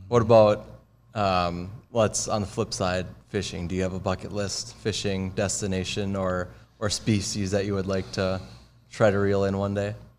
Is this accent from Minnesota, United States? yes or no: yes; Minnesota, United States; I'm more of a fisherman growing up in Minnesota